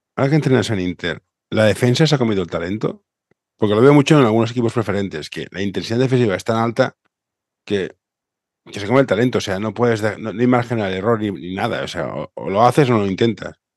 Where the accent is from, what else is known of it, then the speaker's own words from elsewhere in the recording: Barcelona, Catalonia, Spain; Yo soy de Barcelona